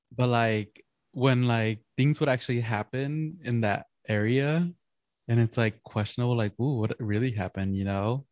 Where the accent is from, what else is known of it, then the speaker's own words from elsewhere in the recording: San Gabriel Valley, California, United States; growing up in San Gabriel Valley, it, it just feels like Mexico